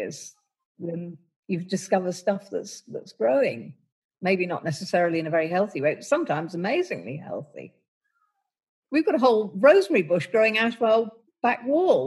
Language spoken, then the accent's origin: English; London, United Kingdom; I grew up in London